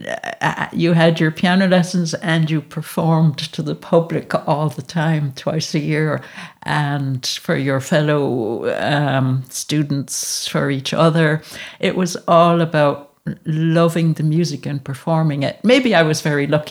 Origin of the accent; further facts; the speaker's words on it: United States; moved away as an adult; now in Galway, Ireland; I grew up in America